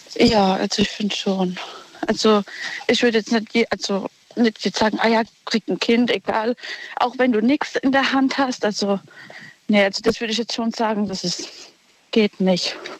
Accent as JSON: {"language": "German", "town": "Ludwigshafen", "region": "Rhineland-Palatinate", "country": "Germany", "said": "aus Ludwigshafen."}